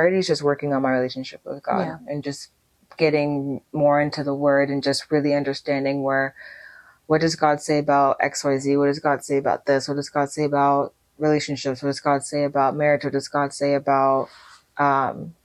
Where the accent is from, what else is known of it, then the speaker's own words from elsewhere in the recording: United States; my parents, you know, being Nigerian, and of course myself being Nigerian American first generation